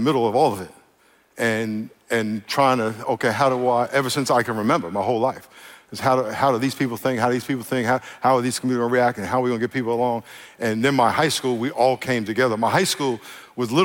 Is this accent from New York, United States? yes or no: yes; New York, United States; I grew up in New York